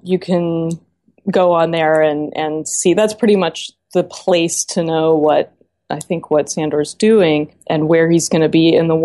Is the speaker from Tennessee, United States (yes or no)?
yes; Memphis, Tennessee, United States; moved away; also born or lived in Knoxville, Tennessee; I grew up in Memphis, Tennessee